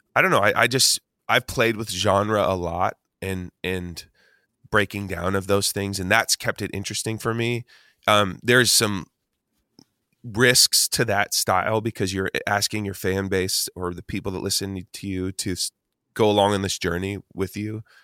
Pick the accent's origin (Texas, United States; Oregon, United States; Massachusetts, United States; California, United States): Oregon, United States; Eugene; I grew up in Eugene, Oregon as, like, a skater kid